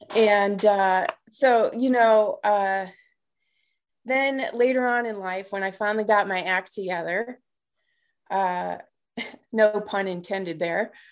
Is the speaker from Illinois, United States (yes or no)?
yes; Markham, Illinois, United States; moved away as an adult; I grew up on the south side of Chicago in a little town called Markham